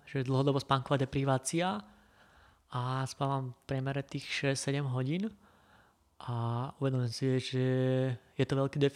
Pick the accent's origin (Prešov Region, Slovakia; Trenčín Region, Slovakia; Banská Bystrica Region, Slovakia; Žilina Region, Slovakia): Žilina Region, Slovakia; Kysuce